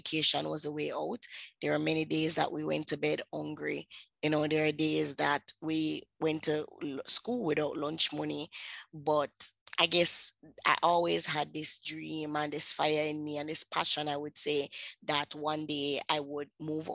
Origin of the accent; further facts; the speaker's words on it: Kingston, Jamaica; I grew up in Kingston, Jamaica